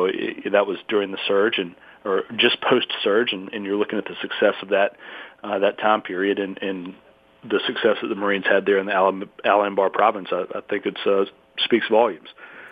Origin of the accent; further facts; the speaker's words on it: Mobile, Alabama, United States; Well, I grew up in Alabama, down in Mobile.